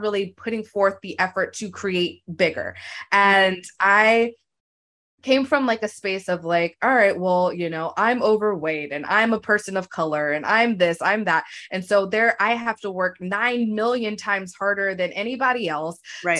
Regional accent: Virginia, United States; moved away as an adult; now in Los Angeles, United States; I grew up in Virginia and now I live in Los Angeles.

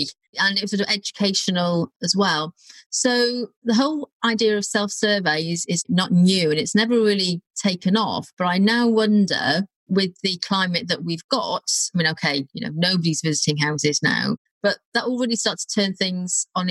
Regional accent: Wrexham, Wales, United Kingdom; moved away; I don't think there's many £2 million houses near Wrexham, not the part I was from anyway

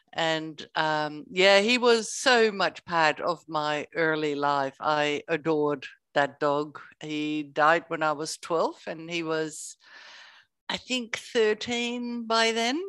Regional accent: Netherlands; moved away as an adult; also born or lived in Spain; now in Australia; I grew up in the Netherlands and sunshine didn't come about very often.

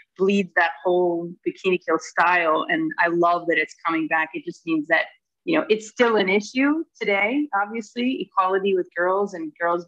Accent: Trenton, New Jersey, United States; I grew up in Trenton, New Jersey, and it was a very diverse childhood

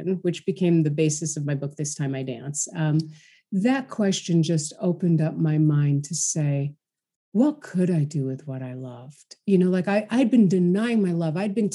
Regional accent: New York City, New York, United States; born or raised there

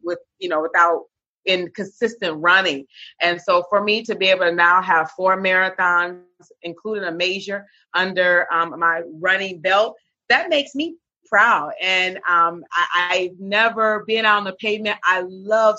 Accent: Michigan, United States; moved away as an adult; now in South Florida, United States; I'm from Michigan, born and raised, moved here to South Florida about 5 years ago

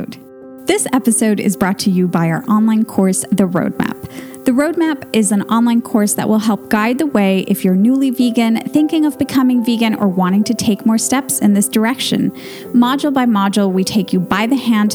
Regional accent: Venezuela; moved away as an adult; now in Spain; We're both from Venezuela. That's our home country.

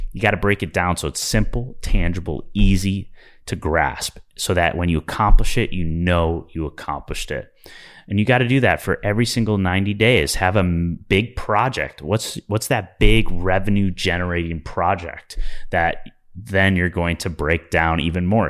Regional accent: Midwest, United States; I'm from the Midwest

